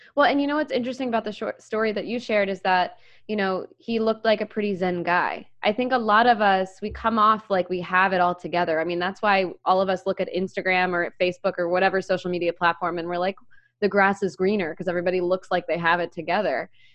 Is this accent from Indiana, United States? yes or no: no; Maryland, United States; now in Philadelphia, United States; I grew up in Maryland